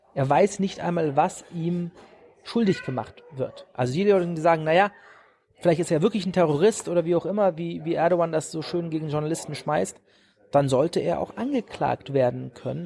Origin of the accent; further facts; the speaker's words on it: Germany; moved away as an adult; now in United States; meine Kindheit in Deutschland